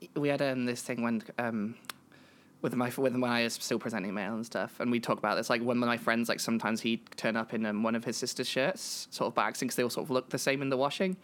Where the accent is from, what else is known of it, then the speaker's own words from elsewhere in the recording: England, United Kingdom; I'm a British trans woman from Britain and England, and that sort of thing, that general area